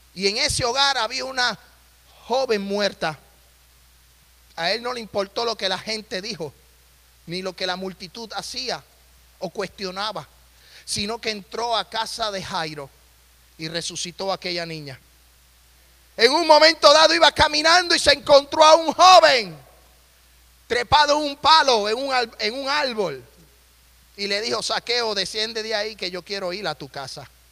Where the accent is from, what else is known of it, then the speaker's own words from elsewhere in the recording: Puerto Rico; moved away as an adult; also born or lived in Nashville, Tennessee; now in Tennessee, United States; yo me crié en la isla del encanto